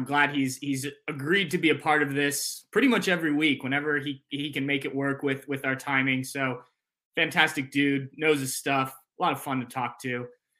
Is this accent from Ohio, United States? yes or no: yes; Columbus, Ohio, United States; myself included, spent at least some of their growing up in Ohio, in Columbus, went to Ohio State